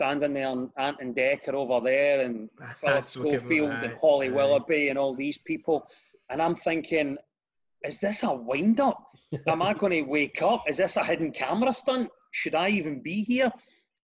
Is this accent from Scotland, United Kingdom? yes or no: yes; Glasgow, Scotland, United Kingdom; accent: Glasgow; I grew up in a tower block in a scheme in Glasgow